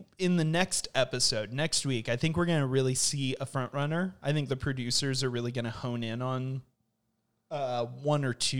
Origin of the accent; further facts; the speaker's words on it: California, United States; We're from Southern California, yeah, so a flight to Los Angeles